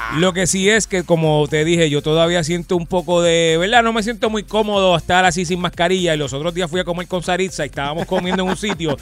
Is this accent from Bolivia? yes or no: no; Puerto Rico; nosotros aquí en Puerto Rico